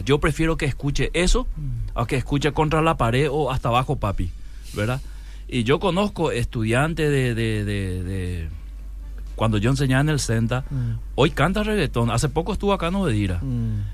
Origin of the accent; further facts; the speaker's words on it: Paraguay